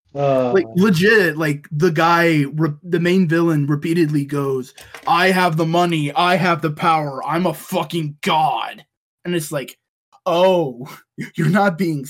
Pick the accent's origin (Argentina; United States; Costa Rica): United States; the South; we are all American, we're all from the South